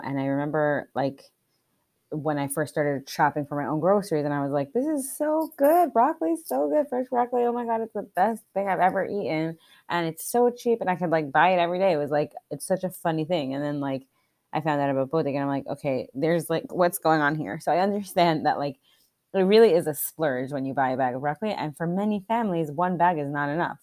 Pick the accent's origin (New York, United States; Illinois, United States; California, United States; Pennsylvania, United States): Pennsylvania, United States; Scranton; moved away; I'm originally from Scranton